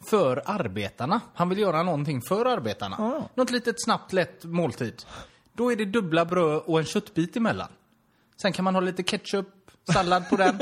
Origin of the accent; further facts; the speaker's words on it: Torslanda, Västra Götaland, Sweden; jag är ju från Torslanda